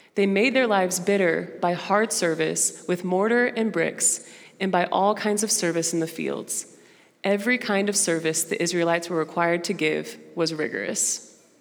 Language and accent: English; Dallas, Texas, United States; first language Portuguese; English is a second language; moved away as an adult; also born or lived in Brazil; now in Fayetteville, United States; I'm from Dallas. I moved here to Fayetteville this past June